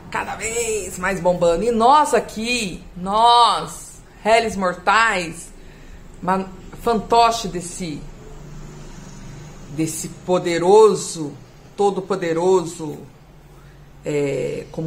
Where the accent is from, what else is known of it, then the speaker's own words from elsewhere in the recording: São Paulo, Brazil; Temos aí agora, eu sou aqui do estado de São Paulo, estou vivendo esse horror.